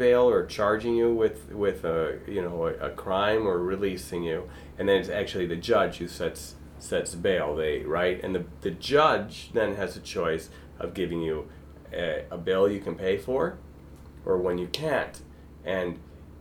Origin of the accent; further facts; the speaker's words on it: Evanston, Illinois, United States; I grew up in Evanston